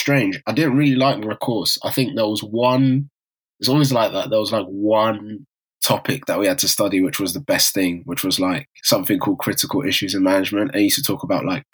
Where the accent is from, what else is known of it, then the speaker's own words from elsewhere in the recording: Harrow, London, United Kingdom; I'm from Harrow too